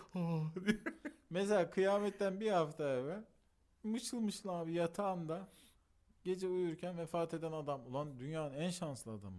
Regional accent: Antalya, Turkey; çocukluğum Antalya'da geçtiği için Antalya'yı da çok iyi bildiğim için

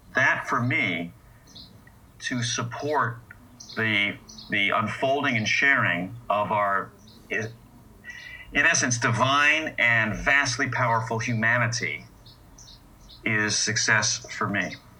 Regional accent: United States; I'm an American and was born with these ideals

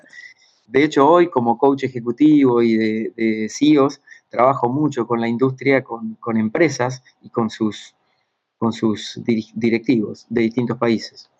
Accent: Buenos Aires Province, Argentina; moved away as an adult; also born or lived in Ushuaia, Tierra del Fuego; Empecé en la radio de mi pueblo, en el interior de Argentina, unos 300 kilómetros al sur de Buenos Aires, eh, cuando tenía 8 años

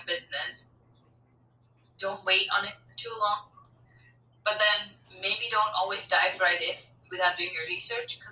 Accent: India; I'm Indian

